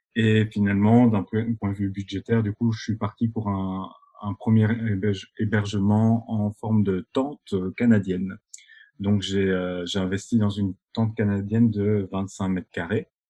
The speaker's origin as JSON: {"language": "French", "town": "Binche", "region": "Wallonia", "country": "Belgium", "tie": "born or raised there", "also_born_or_lived": "Brussels", "moved": "as an adult", "said": "je suis originaire de Belgique, euh, un petit patelin qui s'appelle Binche"}